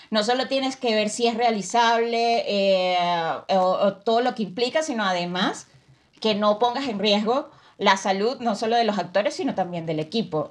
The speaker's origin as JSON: {"language": "Spanish", "country": "Venezuela", "said": "soy de Venezuela"}